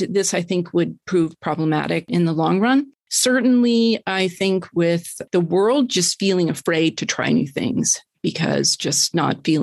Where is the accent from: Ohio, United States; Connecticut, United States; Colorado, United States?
Colorado, United States; Denver; moved away; also born or lived in New York City / Tucson; I was born in Denver, Colorado.